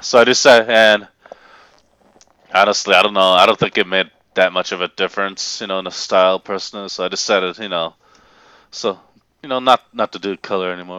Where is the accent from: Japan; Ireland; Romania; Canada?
Japan; moved away as an adult; now in Tennessee, United States; I was raised in Japan, and I basically lived there until I was eighteen, then moved to Tennessee full-time